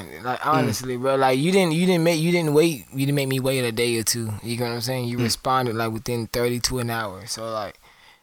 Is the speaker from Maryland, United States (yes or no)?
no; Kannapolis, North Carolina, United States; moved away; also born or lived in Atlanta; I was born in Kannapolis, North Carolina.